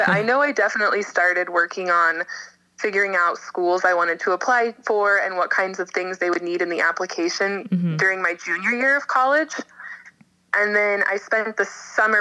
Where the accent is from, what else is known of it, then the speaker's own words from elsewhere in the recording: Lincoln, Nebraska, United States; moved away as an adult; also born or lived in St. Paul, Minnesota / Galway, Ireland; I'm originally from Lincoln, Nebraska